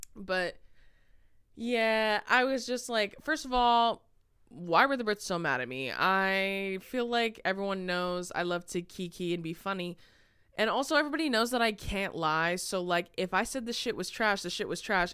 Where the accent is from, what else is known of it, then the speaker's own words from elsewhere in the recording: California, United States; we're from California